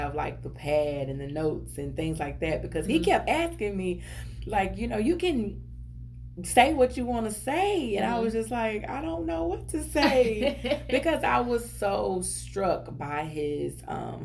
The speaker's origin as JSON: {"language": "English", "region": "Texas", "country": "United States", "said": "I'm country. I'm from Texas"}